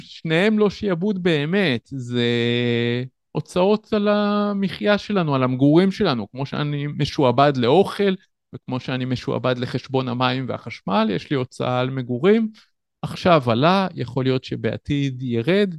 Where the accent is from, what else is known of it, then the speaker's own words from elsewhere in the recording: Tel Yosef, Northern District, Israel; במקום שבו גדלתי, בקיבוץ תל יוסף